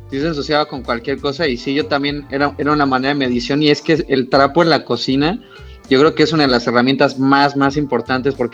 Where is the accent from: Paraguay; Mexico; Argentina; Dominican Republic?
Mexico; moved away as an adult; now in Canada; cuando yo llegué aquí a Canadá, estaba todo súper cerrado. O sea, cuando yo me fui de México